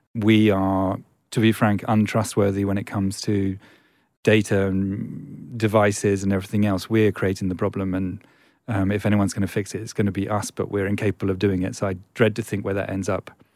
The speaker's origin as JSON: {"language": "English", "region": "England", "country": "United Kingdom", "said": "I'm English"}